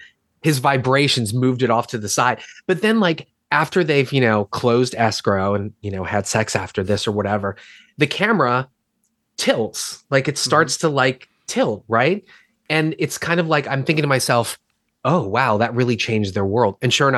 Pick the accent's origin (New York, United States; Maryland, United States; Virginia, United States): Maryland, United States; Baltimore; Filmed in my hometown